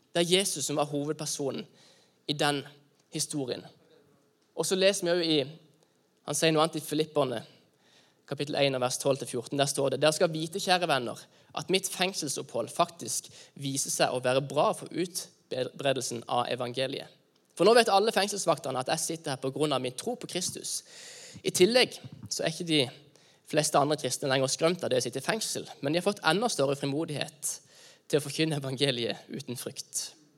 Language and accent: Norwegian; Norway